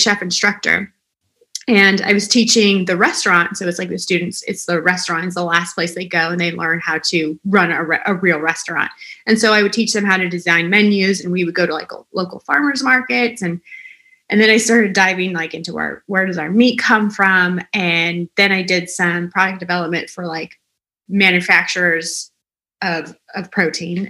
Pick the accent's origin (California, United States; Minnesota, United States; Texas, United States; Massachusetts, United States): California, United States; Southern; I grew up in Southern California